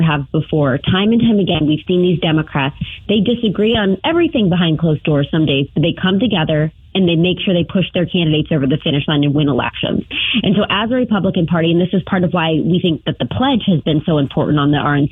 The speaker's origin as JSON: {"language": "English", "region": "Ohio", "country": "United States", "said": "here in my home state of Ohio"}